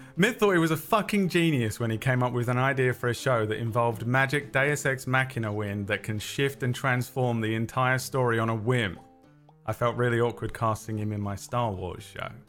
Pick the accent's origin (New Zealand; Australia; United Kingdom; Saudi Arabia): United Kingdom; London; accent: London; my natural London accent